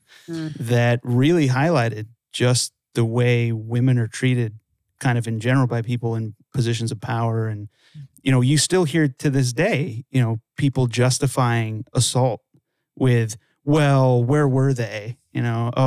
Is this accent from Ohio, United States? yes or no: no; Los Angeles, California, United States; also born or lived in Santa Clarita, California; I grew up in Los Angeles